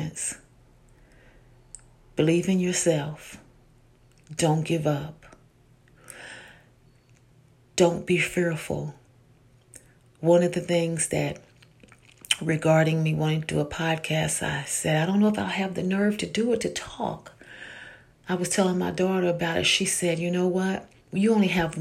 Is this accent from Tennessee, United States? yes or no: yes; Tennessee, United States; moved away; I am from Tennessee, and I'm glad about it, even though now I live up north.